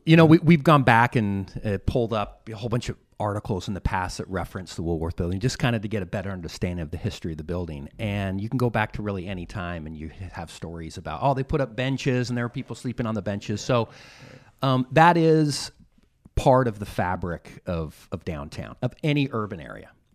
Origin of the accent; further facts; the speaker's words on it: Utah, United States; I was from Utah